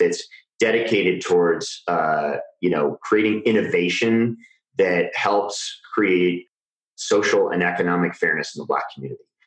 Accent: Iowa, United States; I grew up in Iowa.

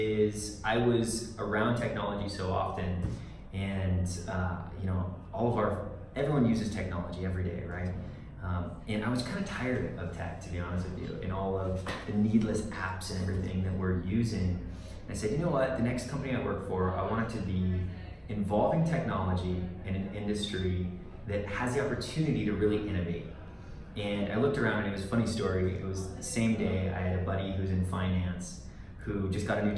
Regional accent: Northern California, United States; moved away as an adult; now in Colorado, United States; I grew up in Northern California and then moved down to Southern California.

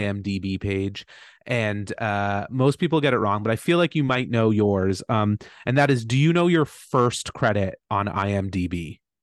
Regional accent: Brockville, Ontario, Canada; my hometown of Brockville.

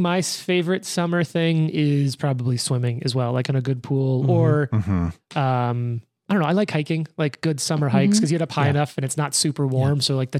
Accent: Louisiana, United States; accent: thick Louisiana; moved away; I grew up in Louisiana at the time and I had like a thick Louisiana accent.

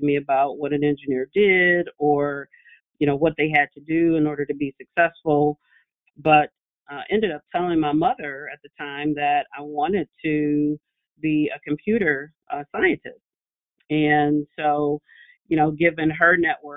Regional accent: Detroit, Michigan, United States; I grew up in Detroit. I always pride myself on the fact that I am a product of Detroit public schools.

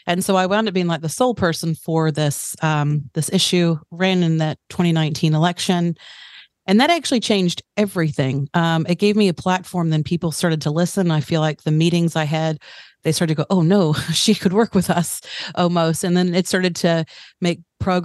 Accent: United States; now in Tauranga, New Zealand; I'm American-born New Zealander. So I've spent the last 15 years in Tauranga.

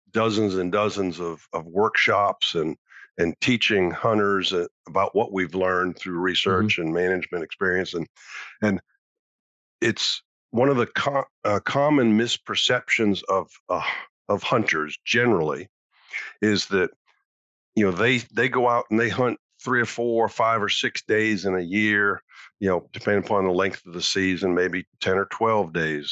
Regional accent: Massachusetts, United States; I used to deer hunt in Vermont and Maine when I was growing up in Massachusetts.

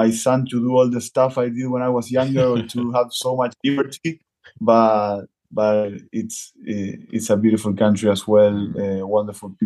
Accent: Argentina; I started playing rugby when I was 15 years old. Before that, it was all about football here in Argentina.

